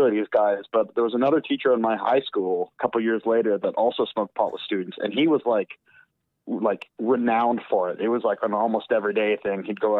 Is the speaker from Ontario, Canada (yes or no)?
no; Alberta, Canada; So I'm from Alberta.